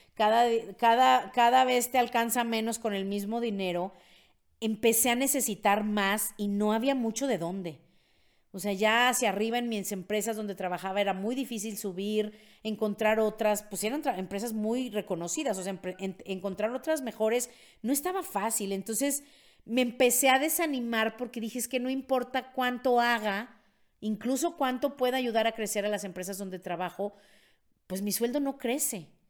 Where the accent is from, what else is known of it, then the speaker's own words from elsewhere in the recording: Mexico; soy de Gutiérrez de México